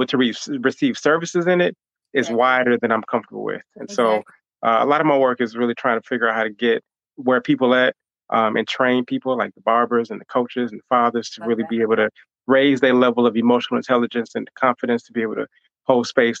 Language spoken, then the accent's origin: English; Chicago, Illinois, United States; also born or lived in Hampton, Virginia / Atlanta, Georgia; came back home to Chicago, where I'm from, really just to give back and to connect to the people